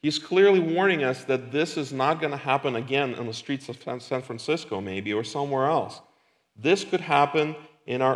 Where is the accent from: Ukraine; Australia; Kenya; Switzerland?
Ukraine; now in Lincoln, United States; we used to live in a different country, I'm from Ukraine